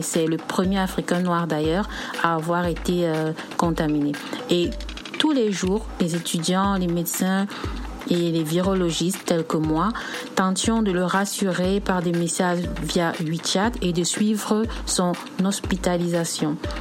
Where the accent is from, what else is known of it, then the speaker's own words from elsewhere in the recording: Cameroon; moved away as an adult; now in Shanghai, China; je suis camerounaise